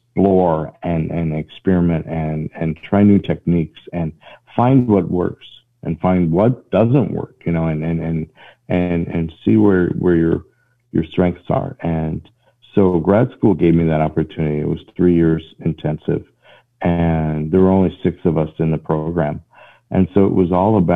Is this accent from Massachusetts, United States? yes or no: no; Northwest Iowa, United States; moved away as an adult; now in Atlanta, United States; I'm originally from Northwest Iowa, but I've been in Georgia for 20 years now.